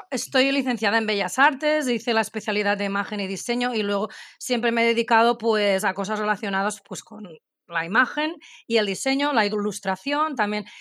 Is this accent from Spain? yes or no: yes; Barcelona, Catalonia, Spain; las dos somos catalanas de aquí Barcelona